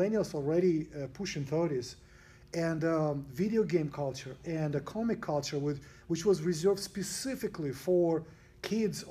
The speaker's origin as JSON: {"language": "English", "country": "Russia", "tie": "born or raised there", "moved": "yes", "lives_now": "United States", "said": "I came from Russia, where games just started coming"}